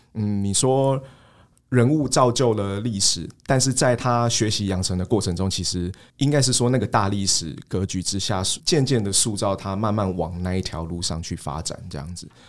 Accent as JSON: {"language": "Chinese", "country": "Taiwan", "said": "我们身为台湾人"}